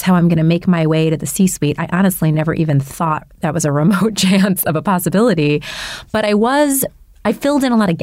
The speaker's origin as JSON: {"language": "English", "town": "Detroit", "region": "Michigan", "country": "United States", "tie": "born or raised there", "said": "I was born in Detroit"}